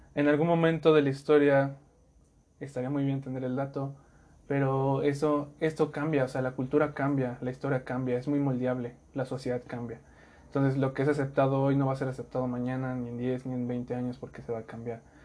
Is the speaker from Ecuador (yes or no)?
no; Mexico; como mexicanos hemos creado esa identidad